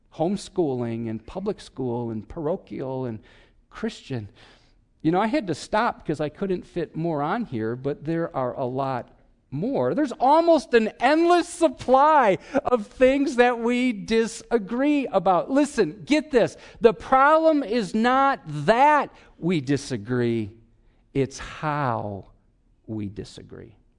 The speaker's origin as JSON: {"language": "English", "region": "Wisconsin", "country": "United States", "said": "I'm from Wisconsin"}